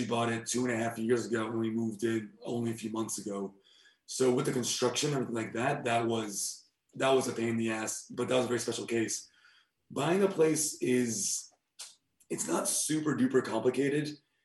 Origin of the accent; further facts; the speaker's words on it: United States; now in Germany; as an American